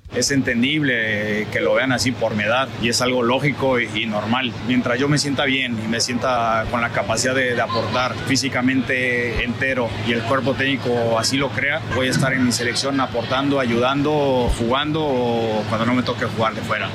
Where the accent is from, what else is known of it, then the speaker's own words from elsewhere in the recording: Mexico; mexicanos que no somos indígenas